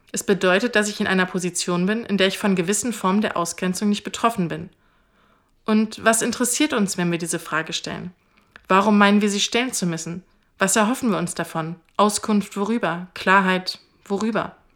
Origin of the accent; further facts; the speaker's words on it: Germany; Ich komme aus Deutschland. Was sagt das über mich aus?